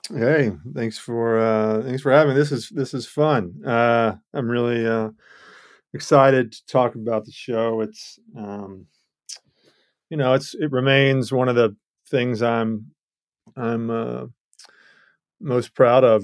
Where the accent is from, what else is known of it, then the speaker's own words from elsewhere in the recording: Georgia, United States; I come from Georgia